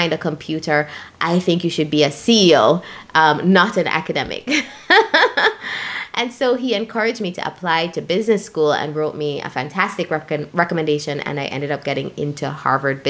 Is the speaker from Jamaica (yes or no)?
yes; Jamaica; When I was growing up in Jamaica